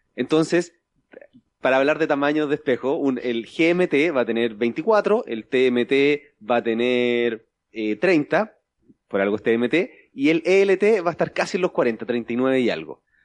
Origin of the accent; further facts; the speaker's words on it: Chile; soy chileno